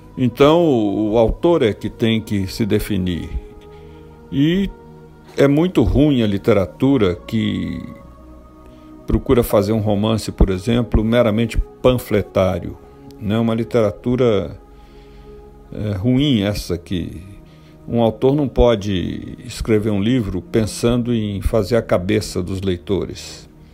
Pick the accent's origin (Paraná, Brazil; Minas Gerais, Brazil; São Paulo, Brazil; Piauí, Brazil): Minas Gerais, Brazil; como bom mineiro